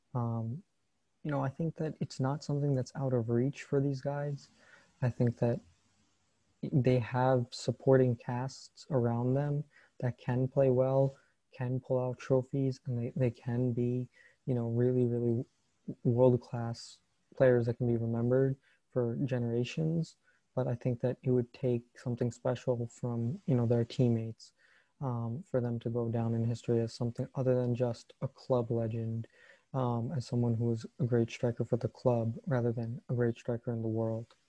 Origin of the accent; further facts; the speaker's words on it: United States; as an American